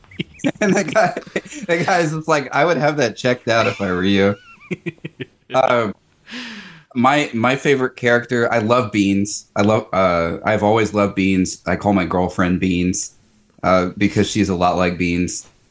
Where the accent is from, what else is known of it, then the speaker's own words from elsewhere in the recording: the South, United States; growing up in the South